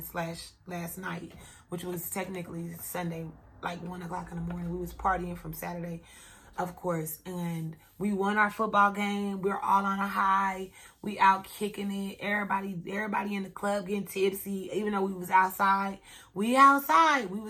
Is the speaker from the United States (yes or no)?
yes; Kansas City, United States; I'm from Kansas City. I've been running from gunshots all my whole childhood and growing up